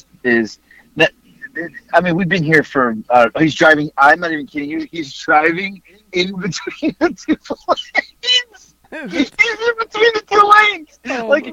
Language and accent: English; Florida, United States; And then my mom will randomly always go, we're from Florida.